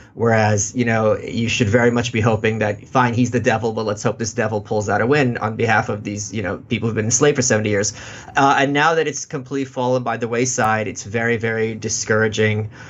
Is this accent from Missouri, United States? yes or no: no; New York City, New York, United States; also born or lived in Russia; I'm from Brooklyn